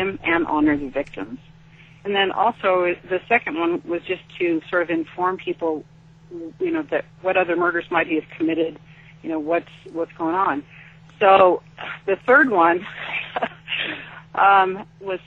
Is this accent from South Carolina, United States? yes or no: no; Sacramento, California, United States; I grew up in Sacramento